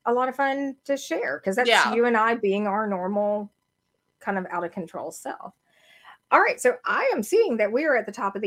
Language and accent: English; the South, United States; I'm from the South.